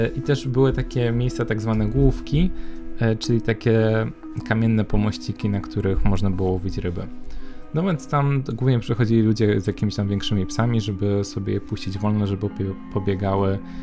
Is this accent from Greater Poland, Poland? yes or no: yes; Poznań, Greater Poland, Poland; moved away; do Poznania, do mojego rodzinnego miasta